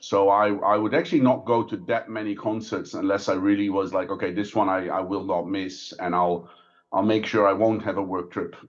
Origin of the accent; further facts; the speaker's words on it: Netherlands; moved away as an adult; also born or lived in Belgium; now in Singapore; I grew up there, studied there. I have lived in Belgium for about two and a half years in between, but born and raised in the Netherlands, and then I came to Singapore in early 2013.